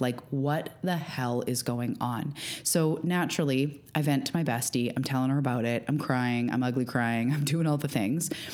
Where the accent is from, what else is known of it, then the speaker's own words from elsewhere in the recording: Canada; also born or lived in Vancouver Island, British Columbia; I'm a Canadian living on Vancouver Island